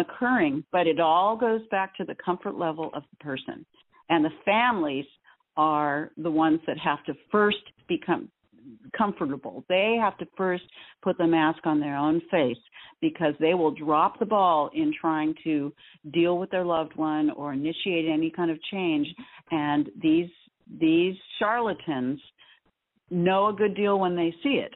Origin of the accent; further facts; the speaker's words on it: Southern California, United States; we grew up in SoCal in the 70s, which was hot as blazes.